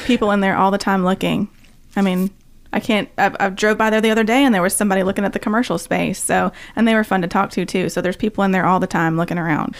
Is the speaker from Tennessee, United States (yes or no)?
yes; Nashville, Tennessee, United States; I grew up in East Nashville